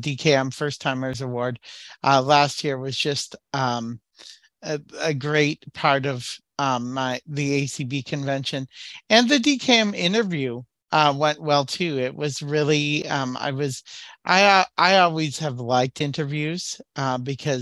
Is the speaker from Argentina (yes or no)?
no; Waukesha, Wisconsin, United States; I'm from Waukesha, Wisconsin